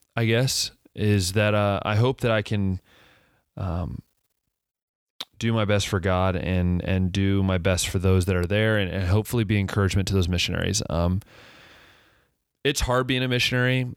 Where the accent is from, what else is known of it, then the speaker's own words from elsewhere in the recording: Ohio, United States; also born or lived in West Liberty, Ohio / Cedarville, Ohio; I grew up in Ohio